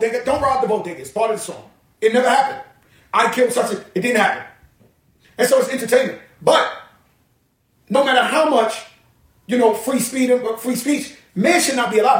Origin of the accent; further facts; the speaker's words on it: New York, United States; I grew up in the neighborhood, ninety percent black